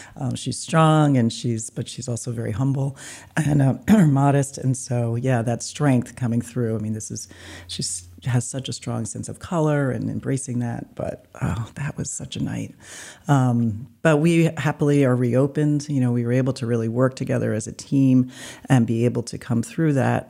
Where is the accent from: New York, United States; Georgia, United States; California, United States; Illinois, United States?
New York, United States; New York City; also born or lived in New Jersey; now in Maine, United States; I was born in New York City.